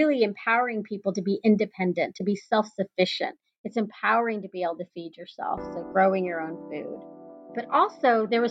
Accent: Texas, United States; growing up in Texas and seeing the cows in the fields

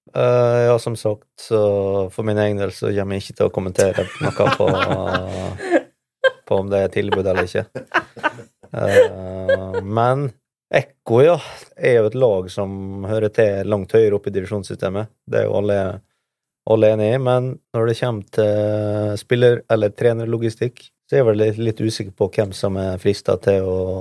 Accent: Norway; som nordmann

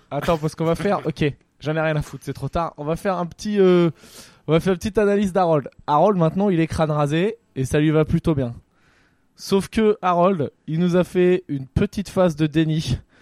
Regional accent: Poitiers, Nouvelle-Aquitaine, France; je viens de Poitiers

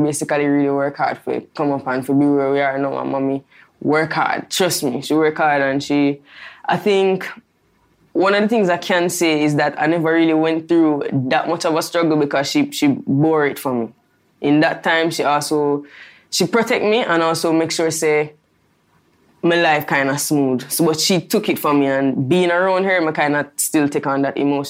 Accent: Spanish Town, Saint Catherine, Jamaica; I never grew up like this. I grew up in Spanish Town, a very humble life, as I say.

